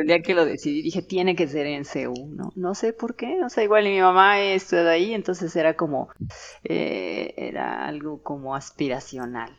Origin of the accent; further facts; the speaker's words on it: Mexico City, Mexico; now in Querétaro, Mexico; Yo nací en la Ciudad de México